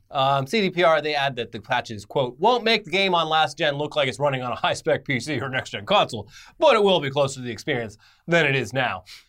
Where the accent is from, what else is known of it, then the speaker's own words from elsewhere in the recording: United States; We're American